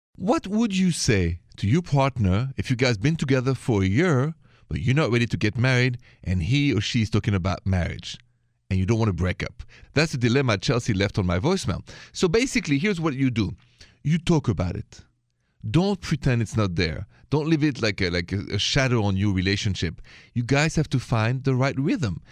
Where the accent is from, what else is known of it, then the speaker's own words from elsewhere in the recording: France; accent: French; My accent is French